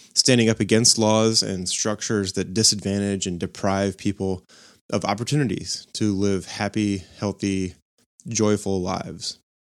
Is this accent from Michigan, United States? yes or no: no; North Carolina, United States; now in Charleston, United States; the ones I grew up going to in North Carolina